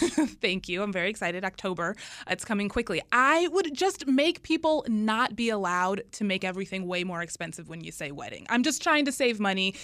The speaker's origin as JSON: {"language": "English", "town": "Charlotte", "region": "North Carolina", "country": "United States", "tie": "born or raised there", "moved": "yes", "lives_now": "Washington, United States", "said": "my hometown, Charlotte"}